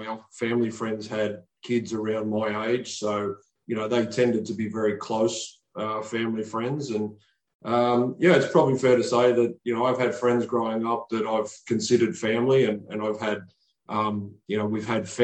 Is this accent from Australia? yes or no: yes; Sydney, New South Wales, Australia; a regular guy from Western Sydney. It's a working class area of New South Wales in Australia